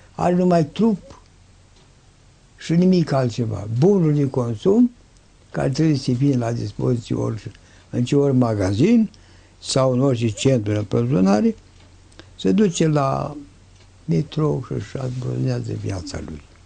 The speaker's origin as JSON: {"language": "Romanian", "country": "Romania"}